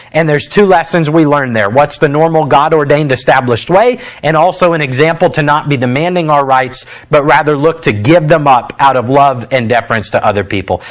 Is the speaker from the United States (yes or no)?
yes; United States; as an American